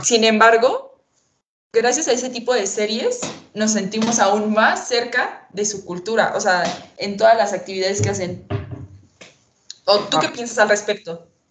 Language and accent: Spanish; Mexico; nosotros como mexicanos